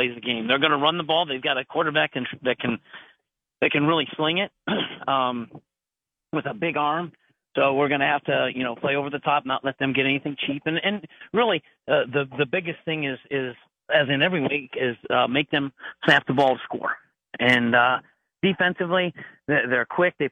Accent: Summit County, Ohio, United States; being a Summit County kid, growing up in Summit and County

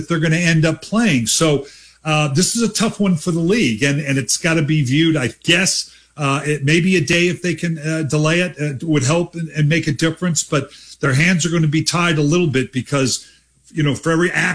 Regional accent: Dayton, Ohio, United States; now in Columbus, United States; I'm a native of Dayton. I was born in Dayton, Ohio.

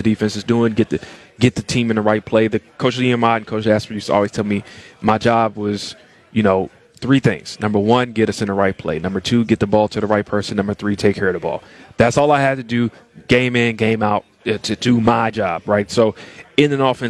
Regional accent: Tennessee, United States; moved away as an adult; I grew up in Tennessee

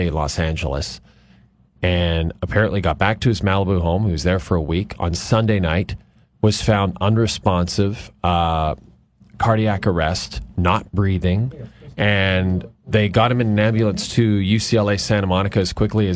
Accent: Athabasca, Alberta, Canada; moved away; my hometown

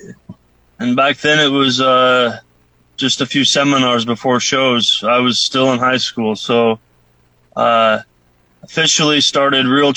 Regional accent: Iowa, United States; moved away as an adult; also born or lived in Omaha, Nebraska / Japan; I grew up in Iowa.

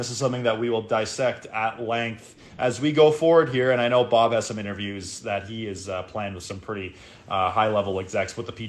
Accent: Canada; we're Canadian

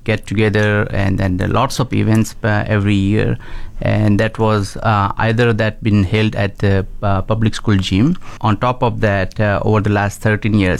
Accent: India; moved away as an adult; also born or lived in Toronto, Canada; now in Canada; I moved from India. I born in and raised in India.

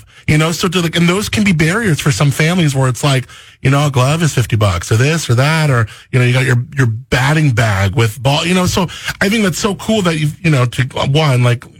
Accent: Los Angeles, California, United States; moved away; I come from Southern California and the LA area

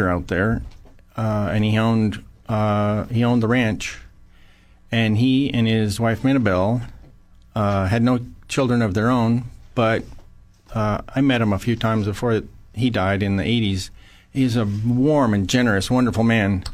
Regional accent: Paso Robles, California, United States; I grew up in Paso Robles

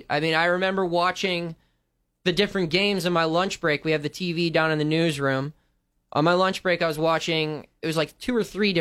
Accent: Burgettstown, Pennsylvania, United States; moved away as an adult; now in Northeast Ohio, United States; I grew up in Pittsburgh. It's a very big sports town

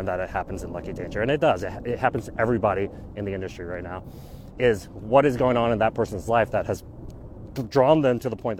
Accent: Arkansas, United States; now in Washington, D.C., United States; We grew up, like I was born in Arkansas, just me and my sister. My parents were Chinese immigrants.

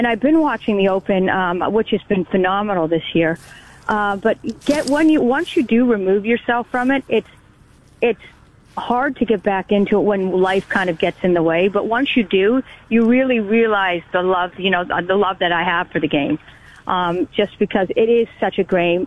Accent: Canada; being Canadian

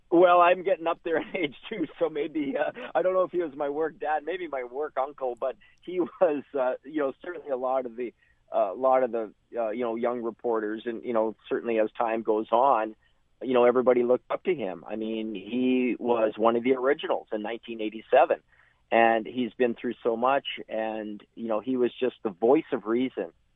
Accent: Hudson Bay, Saskatchewan, Canada; also born or lived in Lethbridge; I'm born and raised in Saskatchewan, and um, you know, uh, raised up in Hudson Bay

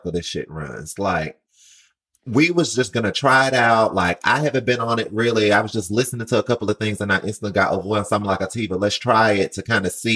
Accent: Mobile, Alabama, United States; moved away as an adult; now in New York, United States; I moved to New York in 2015. I came from Mobile, Alabama. So, excuse the accent

